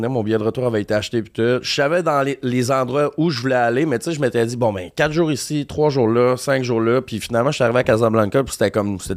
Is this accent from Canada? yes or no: yes; Quebec, Canada; also born or lived in Ontario; now in Montreal, Canada; je suis né en Ontario, mes parents viennent du lac Saint-Jean. J'ai passé la majeure partie de ma vie au Québec, puis là, ça fait sept ans que je suis à Montréal.